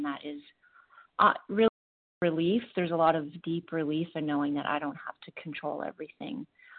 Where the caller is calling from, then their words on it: Ontario, Canada; I'm calling from Ontario, Ontario, Canada.